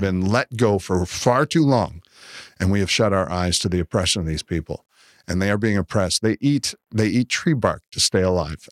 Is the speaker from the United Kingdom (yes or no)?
no; Canada; now in United States; I'm from Canada, and so we're fortunate enough to live beside America.